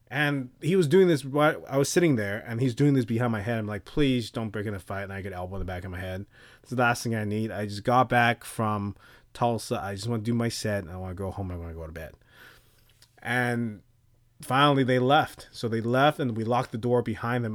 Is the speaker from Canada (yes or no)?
no; Taipei, Taiwan; moved away; I grew up in a place where there's cockroaches everywhere in Taipei